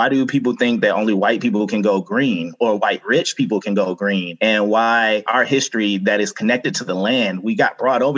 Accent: Atlanta, Georgia, United States; also born or lived in Upson County, Georgia; I grew up in Atlanta, Georgia

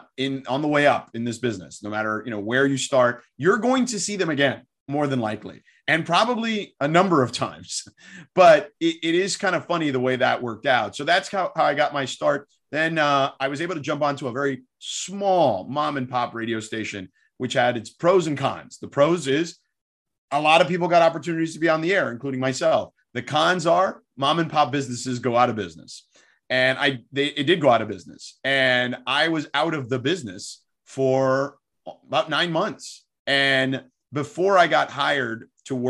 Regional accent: Miami, Florida, United States; I grew up in Miami

